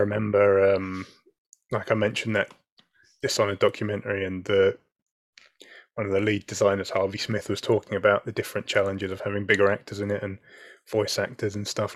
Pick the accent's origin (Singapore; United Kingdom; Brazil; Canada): United Kingdom; as a Brit